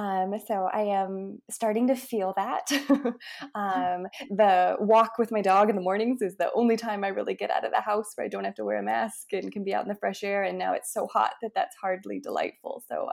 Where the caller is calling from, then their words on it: Tulsa, Oklahoma, United States; Tonight I'm in Tulsa, Oklahoma, where it is very hot and humid, but otherwise things are okay.